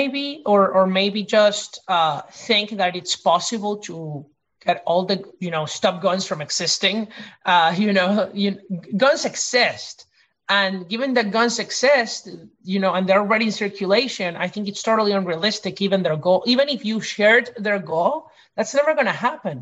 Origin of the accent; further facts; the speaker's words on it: Venezuela; now in United States; I came from Venezuela. And this is what I lived through